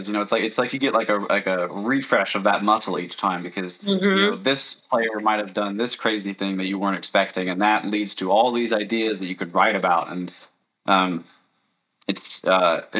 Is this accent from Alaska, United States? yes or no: yes; Alaska, United States; also born or lived in Florida; I was stationed in Florida, and I'm from Alaska. I'm in Alaska right now.